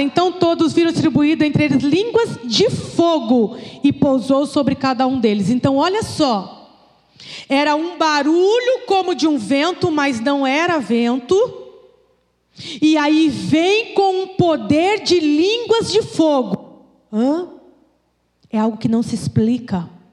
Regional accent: Brazil; como brasileiro

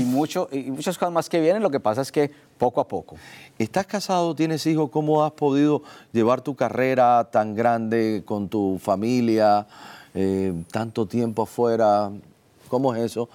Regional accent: Medellín, Antioquia, Colombia; nosotros le decimos en Medellín

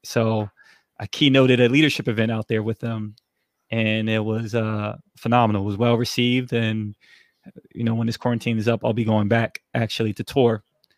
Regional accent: New York City, New York, United States; also born or lived in Germany / San Antonio / North Carolina; So San Antonio, North Carolina, and then also we ended up settling in New York City, and where I learned a lot in Brooklyn.

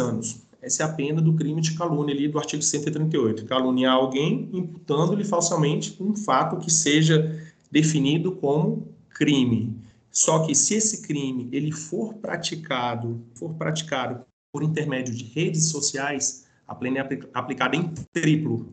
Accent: Brasília, Federal District, Brazil; eu sou brasiliense, daqui

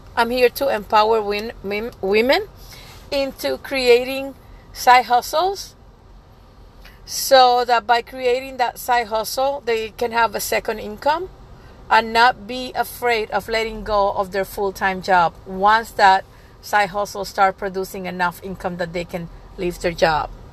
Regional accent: Puerto Rico; I'm from Puerto Rico, I speak Spanish

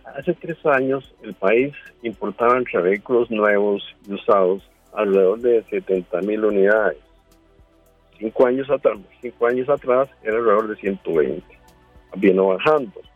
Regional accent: Costa Rica; Como costarricense

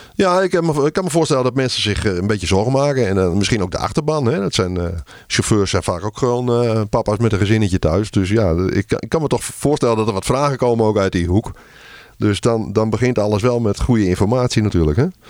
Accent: Netherlands; wij als Nederlanders

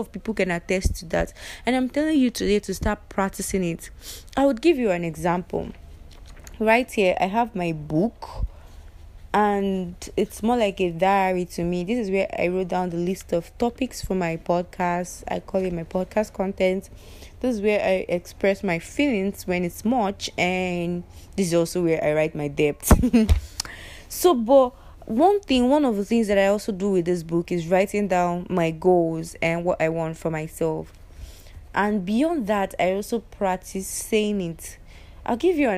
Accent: Igbo, Igboland, Nigeria; as a Nigerian, as an Igbo

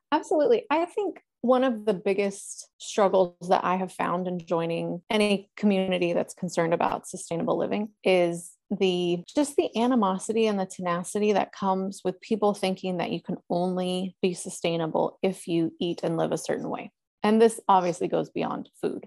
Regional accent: Northern California, United States; also born or lived in Los Angeles; having been born and raised in California

